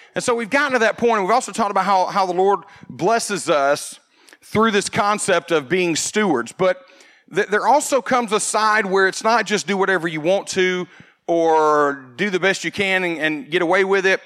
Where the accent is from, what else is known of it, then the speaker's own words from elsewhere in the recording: United States; growing up in America